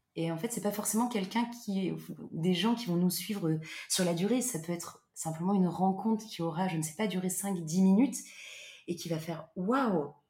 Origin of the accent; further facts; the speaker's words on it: Loir-et-Cher, Centre region, Centre-Val de Loire, France; moved away as an adult; also born or lived in Paris / Basque Country; now in Bordeaux, France; je suis originaire de région centre du Loir-et-Cher où j'ai vécu pendant 18 ans